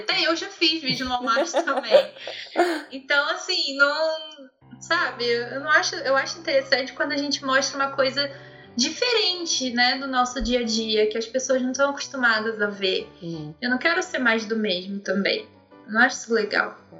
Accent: interior of Rio de Janeiro, Brazil; eu sou de, do interior do Rio de Janeiro. Então é uma cidade muito de roça

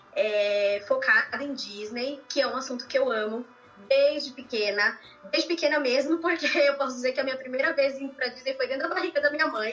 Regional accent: São Paulo, Brazil; moved away as an adult; now in Austin, United States; eu sou de São Paulo, moro aqui em Austin, no Texas, é, desde

